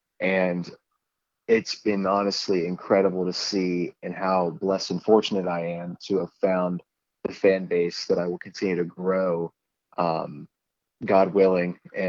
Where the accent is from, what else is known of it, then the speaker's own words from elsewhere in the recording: Pennsylvania, United States; I was a kid who grew up in a Christian home, and All I knew was, going to church on Sundays, and I lived quite a simple life.